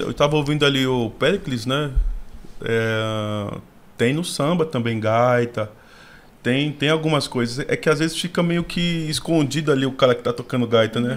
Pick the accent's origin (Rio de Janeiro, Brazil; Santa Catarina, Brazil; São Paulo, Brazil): São Paulo, Brazil; Nascido e criado na Zona Sul, ali na Emboimirim, Figueira Grande